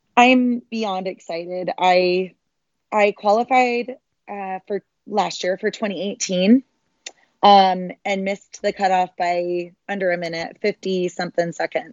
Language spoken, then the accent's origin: English; Sandy, Utah, United States; I was born and raised in Salt Lake City, um, a little suburb of Salt Lake City called Sandy